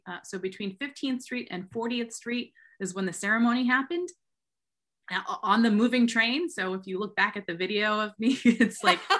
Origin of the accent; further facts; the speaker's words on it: Massachusetts, United States; now in Philadelphia, United States; I'm originally from Massachusetts